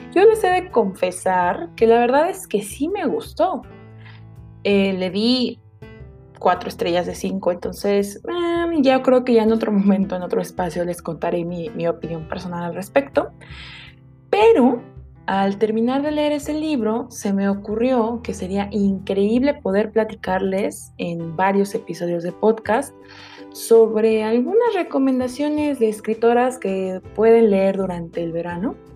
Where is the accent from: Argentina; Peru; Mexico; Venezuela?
Mexico; Mexico City; ya no somos Ciudad de México, ya no somos de Distrito Federal